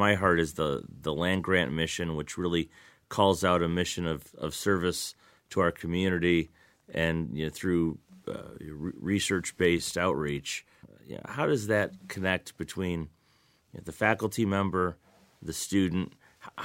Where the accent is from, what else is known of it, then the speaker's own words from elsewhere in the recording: Lansing, Michigan, United States; So in my experience, I grew up in Lansing, did my undergraduate work here at Michigan State, went away to law school briefly, but then came back and have really been at MSU ever since.